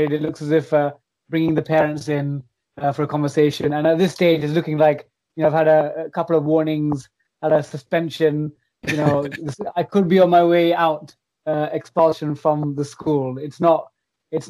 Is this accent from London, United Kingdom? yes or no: yes; London, United Kingdom; I'm from East Ham in the London Borough of Newham